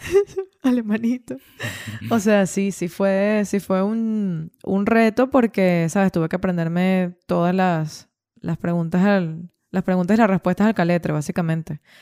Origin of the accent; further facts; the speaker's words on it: Venezuela; moved away as an adult; also born or lived in Ireland; cuando yo salí de, de Venezuela